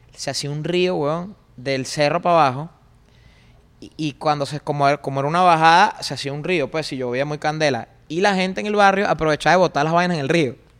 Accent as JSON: {"language": "Spanish", "town": "Caracas", "region": "Capital District", "country": "Venezuela", "tie": "born or raised there", "said": "me crié en el Valle, pues, en el cementerio."}